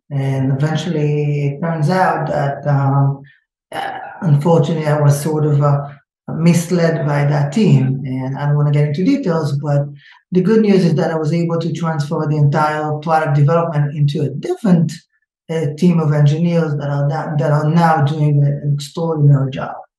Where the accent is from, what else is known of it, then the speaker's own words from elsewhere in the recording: Israel; moved away as an adult; now in United States; I'm originally from Israel, but I live in the state for 20 something years, but I still didn't lose the accent.